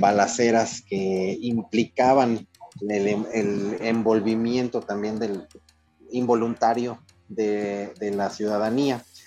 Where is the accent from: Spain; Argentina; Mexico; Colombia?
Mexico; Torreón, Coahuila; soy de Torreón